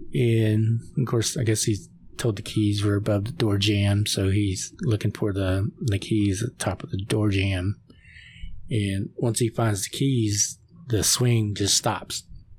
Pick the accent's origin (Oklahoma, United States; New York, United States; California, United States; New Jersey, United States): Oklahoma, United States; you know, I'm from Oklahoma, so you see a lot of these little bridges.